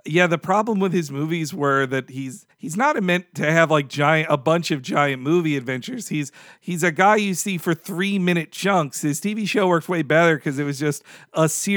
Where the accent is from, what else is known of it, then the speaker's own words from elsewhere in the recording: the South, United States; I grew up in the South, so I like the Southern twang